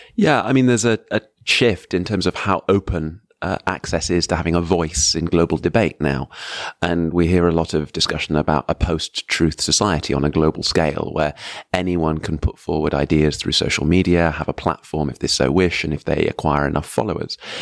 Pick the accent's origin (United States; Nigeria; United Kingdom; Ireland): United Kingdom; as a British citizen